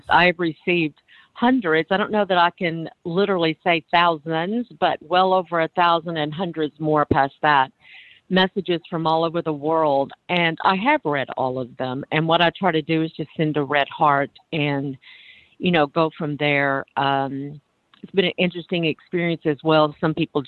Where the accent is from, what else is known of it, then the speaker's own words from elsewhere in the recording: Arkansas, United States; moved away as an adult; also born or lived in Harlem, New York; now in New York, United States; I was born in Arkansas to a pastor and his wife and ultra-conservative religion and married in it. Raised 7 children in it